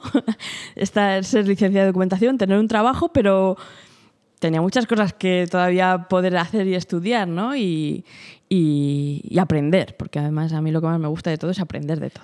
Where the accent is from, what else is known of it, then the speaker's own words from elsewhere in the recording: Fuentidueña de Tajo, Community of Madrid, Spain; siempre, siempre he vivido aquí, ¿no? Mis padres han vivido aquí y, desde pequeñita, pues mi infancia y todo, todo ha sido aquí, aquí en Fuentidueña